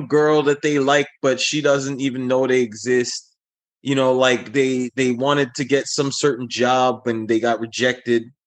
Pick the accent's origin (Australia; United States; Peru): United States; New York City, New York; as a New Yorker, you kind of get trained, especially if you, like, you were a subway kid.